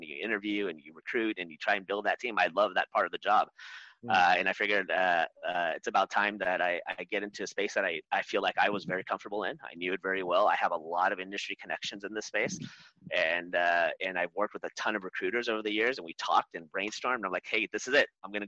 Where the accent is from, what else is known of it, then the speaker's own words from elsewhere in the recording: Orange County, California, United States; I was born here in Southern California, but I was raised in Orange County